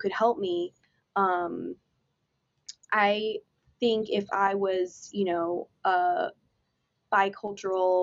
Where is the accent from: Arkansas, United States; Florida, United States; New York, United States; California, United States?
Florida, United States; I grew up here in Florida